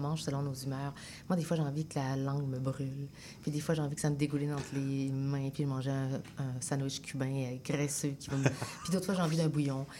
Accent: Sainte-Foy, Quebec, Canada; also born or lived in Chile; je suis profondément québécoise, j'ai grandi à Sainte-Foy, mais je suis une Chilienne née au Chili

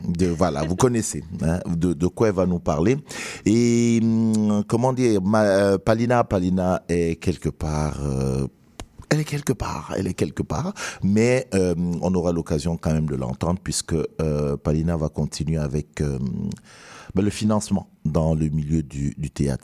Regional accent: Cameroon; now in Montreal, Canada; je suis camerounais.

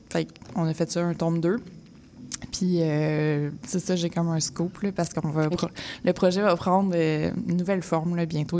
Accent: Mirabel, Quebec, Canada; moved away as an adult; also born or lived in Laval / Montreal; je viens de Mirabel, je viens de Saint-Janvier, j'ai grandi là

